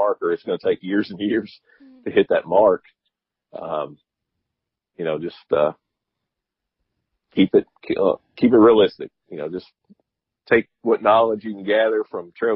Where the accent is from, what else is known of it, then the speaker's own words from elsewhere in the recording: Kentucky, United States; now in Georgia, United States; I'm originally from Kentucky